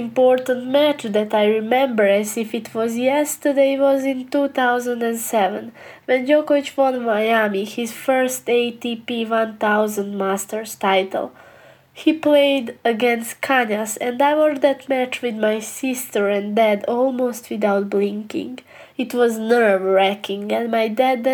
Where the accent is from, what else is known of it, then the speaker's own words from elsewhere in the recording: Bosnia & Herzegovina; I come from Bosnia, a small country in Europe.